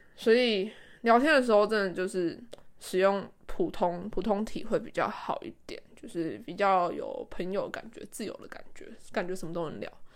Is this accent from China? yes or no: no; Taiwan; first language Chinese; moved away as an adult; now in Japan; 因为台湾人真的很多，然后他然后同国籍的人又很容易聚在一起，所以因为我我之前有去别的国家上过语言学校一个月，我知道这个，所以我这一次来日本的时候，我就刻意的不跟台湾人接触，